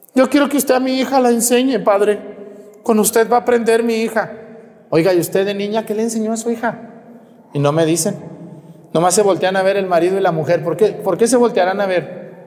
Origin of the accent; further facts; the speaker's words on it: Mexticacán, Jalisco, Mexico; moved away; Yo me acuerdo cuando era niño, allá en mi pueblo, en Mesticacán